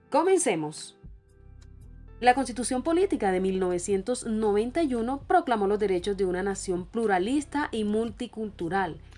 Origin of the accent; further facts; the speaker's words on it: Colombia; Pero, ¿somos los colombianos racistas? ¿Excluimos a las personas de los pueblos originarios?